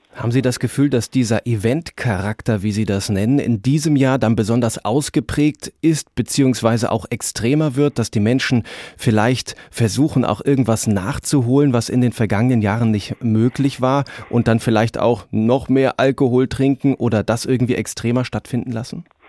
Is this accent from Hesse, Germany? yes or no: no; Mainz, Rhineland-Palatinate, Germany; Bei uns in Mainz